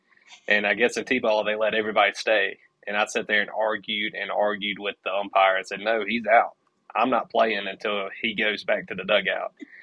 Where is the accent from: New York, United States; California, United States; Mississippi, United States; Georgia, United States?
Mississippi, United States; near Meridian; also born or lived in Conway, Arkansas; now in Booneville, United States; it's held in Meridian near my hometown